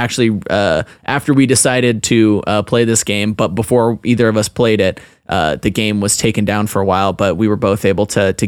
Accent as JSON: {"language": "English", "region": "Utah", "country": "United States", "tie": "born or raised there", "said": "Brigham Young University is in my home state of Utah and is close to where I live and work."}